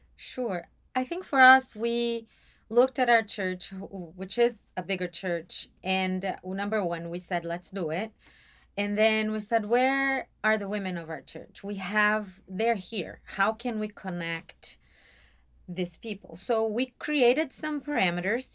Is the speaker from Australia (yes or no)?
no; São Paulo, Brazil; moved away as an adult; now in Atlanta, United States; I was born and raised in Brazil, and s-, more specifically, São Paulo.